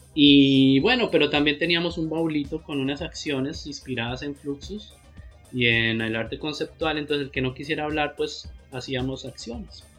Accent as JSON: {"language": "Spanish", "town": "Pamplona", "region": "Norte de Santander", "country": "Colombia", "tie": "born or raised there", "moved": "as an adult", "lives_now": "Bucaramanga, Colombia", "said": "yo soy de Pamplona"}